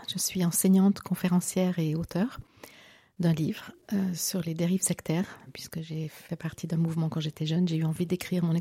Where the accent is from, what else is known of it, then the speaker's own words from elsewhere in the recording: Geneva, Switzerland; moi j'ai grandi en Suisse, mon père était diplomate à l'ONU, ma mère enseignante à l'université.